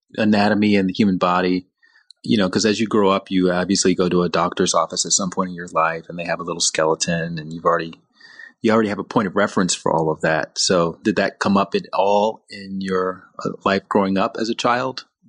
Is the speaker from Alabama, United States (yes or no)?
yes; Alabama, United States; I grew up in Alabama